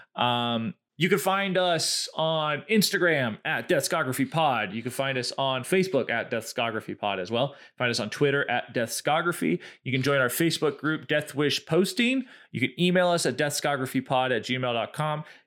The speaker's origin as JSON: {"language": "English", "region": "the South", "country": "United States", "said": "we are from the South"}